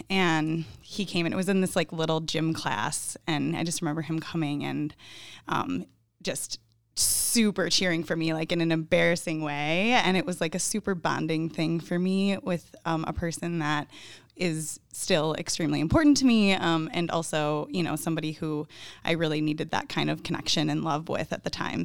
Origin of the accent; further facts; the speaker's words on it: Northern Illinois, United States; moved away as an adult; now in Milwaukee, United States; I grew up in Northern Illinois